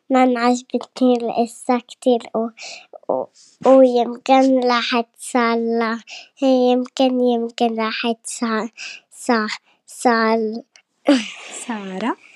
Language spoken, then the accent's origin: Arabic; Egypt; أنا من مصر عندي سبعة